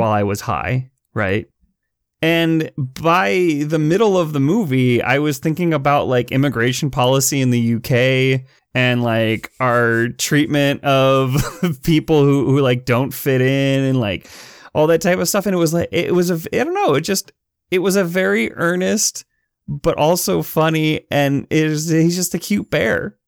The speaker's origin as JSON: {"language": "English", "town": "Chicago", "region": "Illinois", "country": "United States", "tie": "born or raised there", "said": "the Chicago Tribune, my hometown paper"}